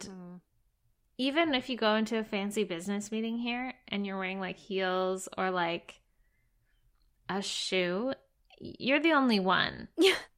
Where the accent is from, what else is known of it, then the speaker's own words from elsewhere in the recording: Alberta, Canada; moved away; I'm from Alberta, which is sort of the cowboy section of Canada